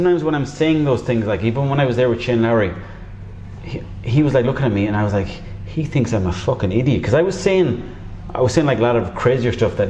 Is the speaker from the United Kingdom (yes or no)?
no; Mayo, Connacht, Ireland; I'm from Mayo myself.